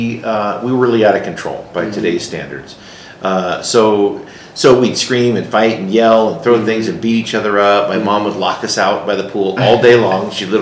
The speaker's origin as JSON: {"language": "English", "town": "Buena Park", "region": "California", "country": "United States", "tie": "born or raised there", "also_born_or_lived": "Grand Junction, Colorado", "moved": "yes", "lives_now": "Colorado Springs, United States", "said": "I was raised in Southern California."}